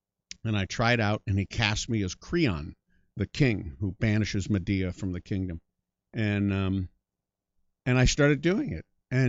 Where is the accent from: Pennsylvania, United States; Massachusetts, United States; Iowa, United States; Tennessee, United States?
Iowa, United States; also born or lived in Colorado, United States / Hull, Canada / Yuma, United States; I was born in Colorado, then we moved to Hull, Canada, which is in Quebec. And then we moved to Yuma, Arizona, which is on the Mexican border. And then we moved to Ames, Iowa.